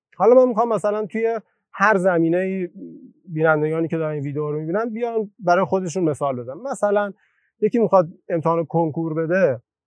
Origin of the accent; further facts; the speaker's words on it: Torbat-e Heydarieh, Razavi Khorasan, Iran; توی شهری که به دنیا اومدم